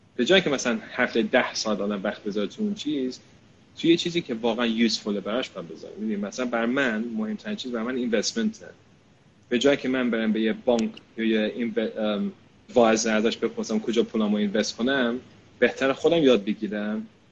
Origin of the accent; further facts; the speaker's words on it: United Kingdom; من اینجا بزرگ شدم